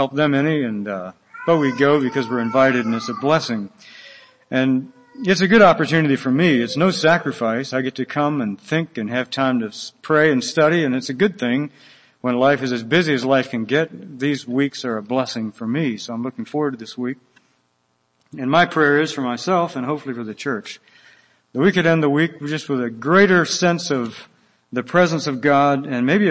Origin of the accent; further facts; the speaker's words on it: Willis Ridge, Floyd County, Virginia, United States; moved away as an adult; also born or lived in Guatemala; I am from Wills Ridge, which is Floyd County, Virginia. It's a one stoplight county. We're a very rural place and love to keep it that way